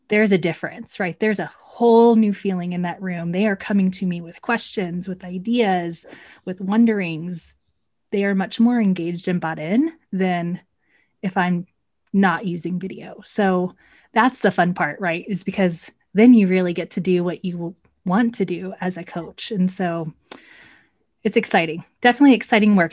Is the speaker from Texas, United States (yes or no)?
yes; Texas, United States; moved away as an adult; also born or lived in Central Ohio; now in Ohio, United States; I say y'all because I am definitely from Texas, but I currently reside in the Midwest